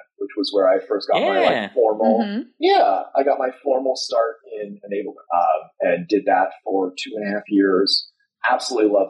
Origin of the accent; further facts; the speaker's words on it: the Bay Area, California, United States; I grew up in the Bay Area